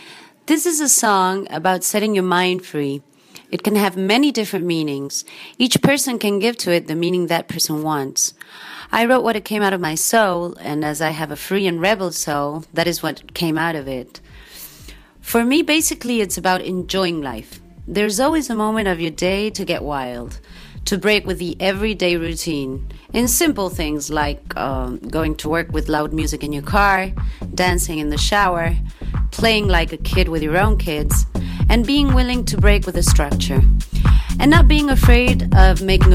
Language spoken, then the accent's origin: English; Argentina; I'm from Argentina